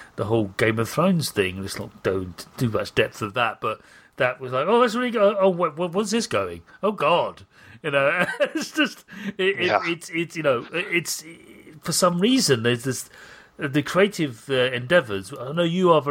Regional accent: United Kingdom; I'm British

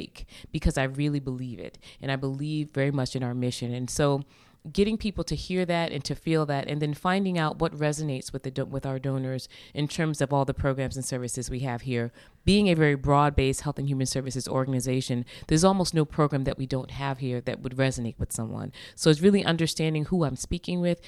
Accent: Long Island, New York, United States; now in Boston, United States; She and my father really created an amazing home for us as a family growing up in Long Island, New York

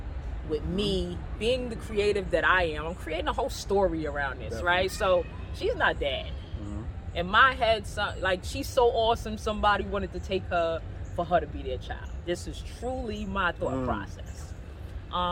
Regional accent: New York City, New York, United States; I'm from Castle Hill Projects, and to be from the hood

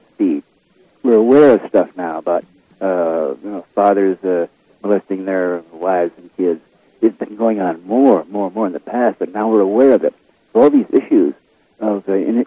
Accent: Southern California, United States; I'm a Southern California

